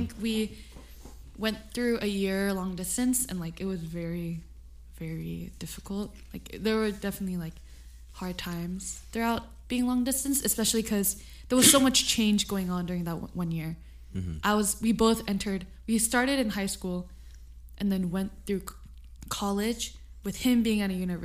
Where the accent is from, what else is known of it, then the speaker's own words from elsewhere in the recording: California, United States; it seemed like I was from California